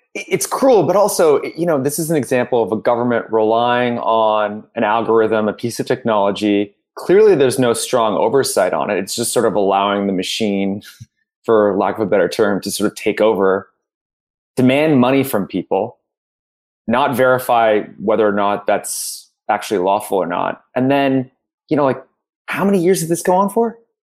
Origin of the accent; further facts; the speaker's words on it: Ontario, Canada; We're both from Ontario